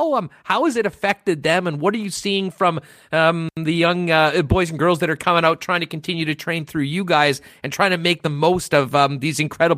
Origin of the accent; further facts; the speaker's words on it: Canada; as a Canadian player that also just went through a year of not playing